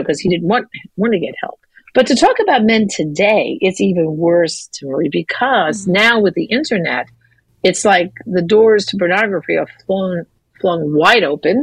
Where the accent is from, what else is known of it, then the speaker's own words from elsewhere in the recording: New York, United States; I grew up in New York.